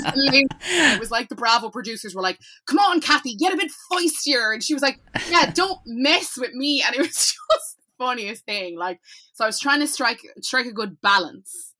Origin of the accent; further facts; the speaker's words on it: Cork, Munster, Ireland; I'm from Cork